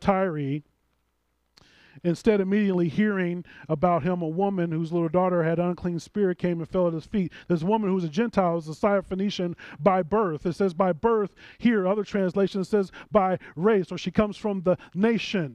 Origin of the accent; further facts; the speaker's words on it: St. Louis, Missouri, United States; I'm a St. Louisan. I'm from St. Louis.